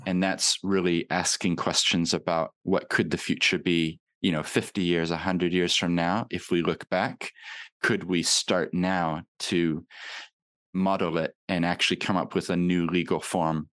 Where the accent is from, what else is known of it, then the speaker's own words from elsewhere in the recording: Papakaio, Otago, New Zealand; now in Christchurch, New Zealand; I've kept my accent, but I actually grew up in New Zealand